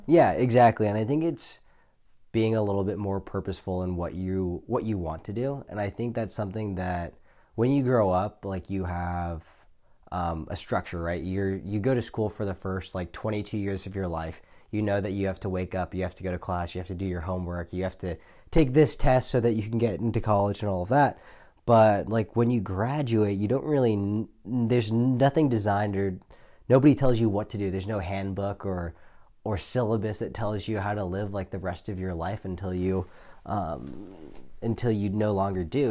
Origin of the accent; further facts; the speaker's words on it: Silicon Valley, California, United States; now in San Francisco, United States; I grew up in the Silicon Valley